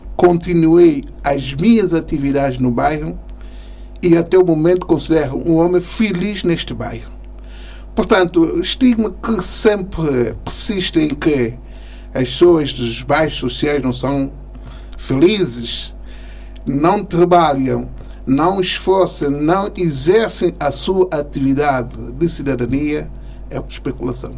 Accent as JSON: {"language": "Portuguese", "country": "São Tomé & Príncipe", "moved": "as an adult", "lives_now": "Portugal", "said": "sou santomense, de 59"}